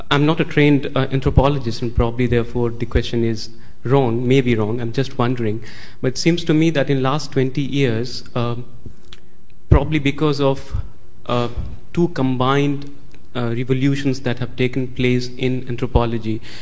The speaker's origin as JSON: {"language": "English", "country": "India", "moved": "yes", "said": "developing countries, including India, where from I come."}